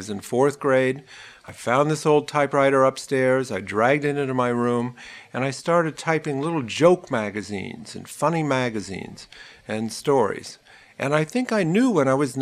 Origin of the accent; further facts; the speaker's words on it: Ohio, United States; moved away as an adult; now in New York, United States; I grew up in Ohio